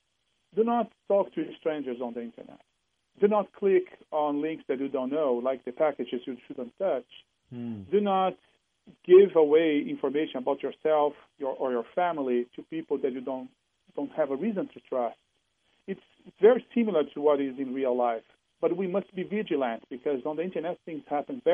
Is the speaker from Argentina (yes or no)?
no; Brazil; moved away as an adult; now in Seattle, United States; I'm originally from Brazil, living in Seattle for over 10 years